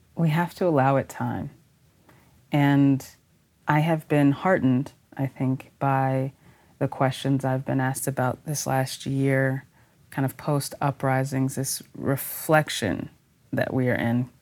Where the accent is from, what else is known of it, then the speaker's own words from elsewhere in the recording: Texas, United States; I'm a Texan in particular